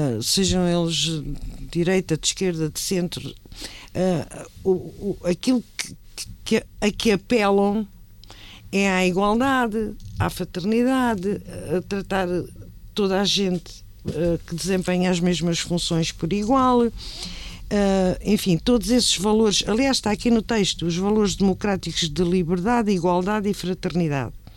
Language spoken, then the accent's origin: Portuguese; Tomar, Santarém District, Portugal; a minha terra claro. e Tomar